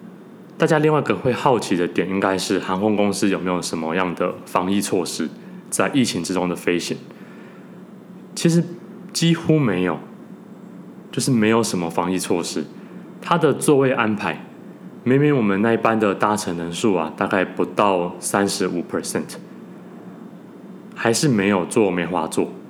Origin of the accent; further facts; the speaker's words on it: Taiwan; now in New York, United States; 我们聊了我们怎么从台湾搬移到纽约的过程。